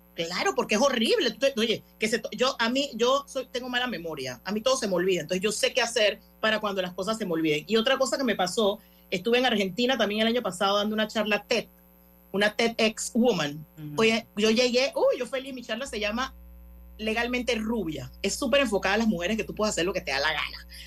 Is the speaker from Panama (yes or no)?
yes; Panama; yo vengo aquí con mi otro acento y panameña